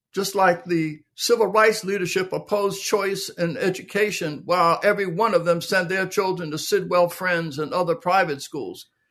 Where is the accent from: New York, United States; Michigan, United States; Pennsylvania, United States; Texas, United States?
Pennsylvania, United States; Philadelphia; I was born in Philadelphia, Pennsylvania, in the middle of the Depression. Um, low-income, blue-collar neighborhood